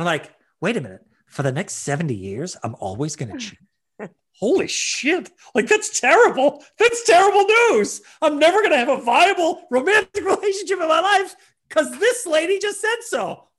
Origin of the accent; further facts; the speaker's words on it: Ireland; as an Irishman, the emotional pain of seeing that much disrespect shown to a potato